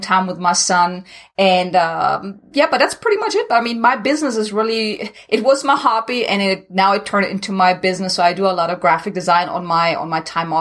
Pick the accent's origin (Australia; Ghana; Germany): Germany; English is a second language; moved away as an adult; now in United States; originally I'm from Germany, so if anyone is wondering where this accent is coming from, now you know.